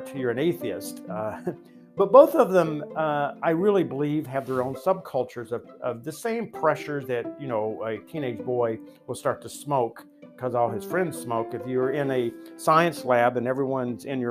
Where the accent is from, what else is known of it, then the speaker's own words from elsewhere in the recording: Appalachia, United States; I grew up in the Bible Belt. So Christianity was in the fabric of everything.